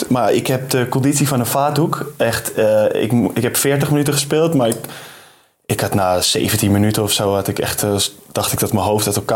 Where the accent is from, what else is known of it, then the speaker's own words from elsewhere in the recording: Amsterdam, North Holland, Netherlands; now in Germany; ik word wel af en toe een beetje gepest thuis als ik in Amsterdam ben met, me, met een Duitse R, zeggen mijn ouders.